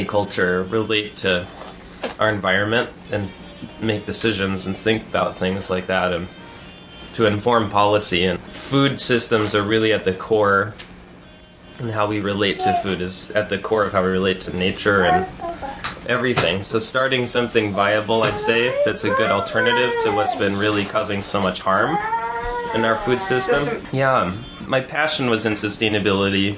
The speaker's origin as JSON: {"language": "English", "region": "New Mexico", "country": "United States", "tie": "born or raised there", "also_born_or_lived": "New York City", "moved": "as an adult", "lives_now": "Ellenville, United States", "said": "I grew up in New Mexico, where water is scarce, third generation down"}